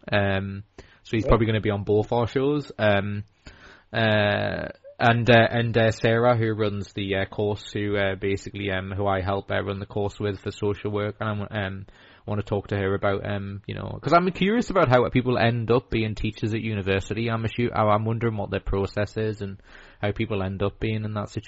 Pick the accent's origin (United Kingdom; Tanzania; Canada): United Kingdom; North East England; I mean we're all Geordie. We're all Geordie fans.